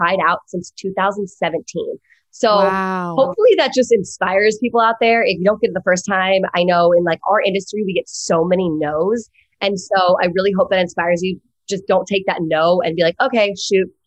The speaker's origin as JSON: {"language": "English", "area": "East Coast", "region": "home Virginia", "country": "United States", "moved": "as an adult", "lives_now": "Los Angeles, United States", "said": "I'm from the East Coast, but went to USC on a lacrosse scholarship"}